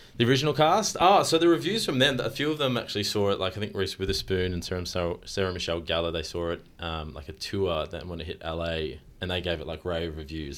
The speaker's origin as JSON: {"language": "English", "country": "Australia", "said": "as Australians, we're actually quite known to be good at our accents"}